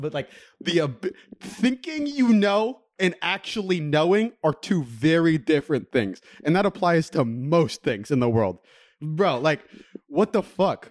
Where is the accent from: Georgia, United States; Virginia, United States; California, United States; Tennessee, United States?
California, United States; Middlefield; I grew up on Middlefield